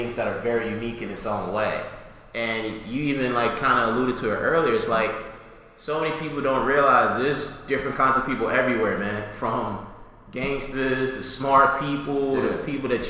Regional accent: Yonkers, New York, United States; also born or lived in New Rochelle / White Plains; growing up in Yonkers and just living in that environment on the south side

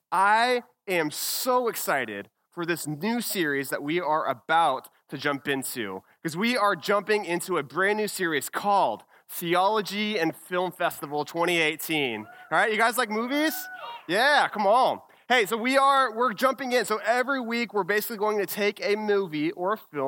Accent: Texas, United States; I am from Texas

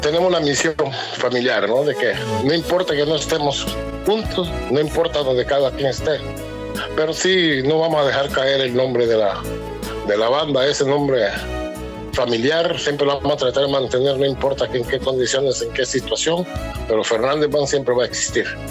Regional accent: Corozal, Atlántida, Honduras; also born or lived in New York City, United States; now in United States; el resto de la familia son somos de Corozal

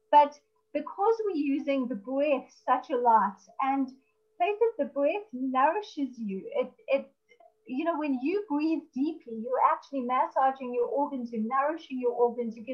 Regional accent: South Africa; I'm from South Africa

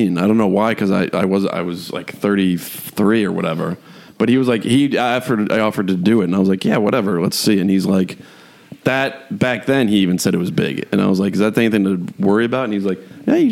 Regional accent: Syracuse, New York, United States; growing up in Syracuse, they had that swan, that lake

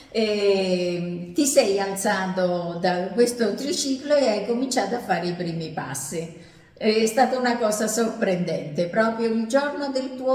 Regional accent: Messina, Sicily, Italy; born there; A Messina.

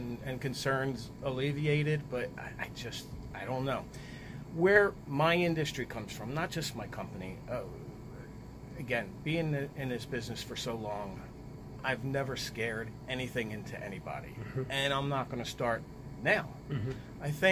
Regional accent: United States; I grew up over near Independence Mall

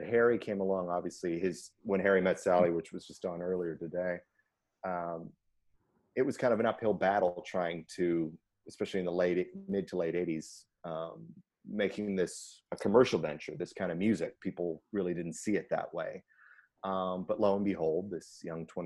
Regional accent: Canada; being Canadian

